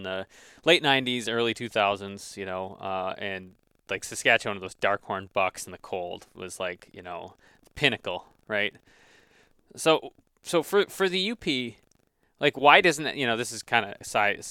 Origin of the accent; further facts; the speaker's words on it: Grand Rapids, Michigan, United States; We're from Michigan, in the Grand Rapids area